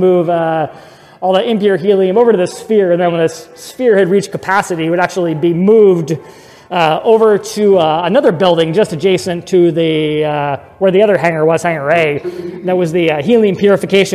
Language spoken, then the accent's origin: English; Seattle, Washington, United States; when I grew up in Seattle there